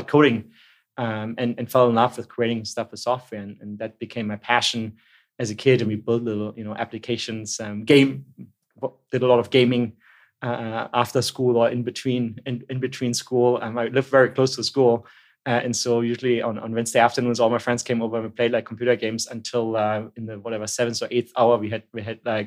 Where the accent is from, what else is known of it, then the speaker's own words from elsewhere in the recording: Berlin, Germany; also born or lived in Stuttgart; where I grew up in East Berlin, in a suburb called Berlin, Marzahn, during the 80s